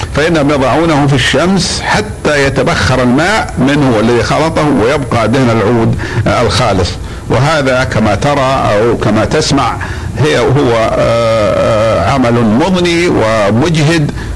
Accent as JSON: {"language": "Arabic", "country": "Saudi Arabia", "said": "عندنا في المملكة العربية السعودية"}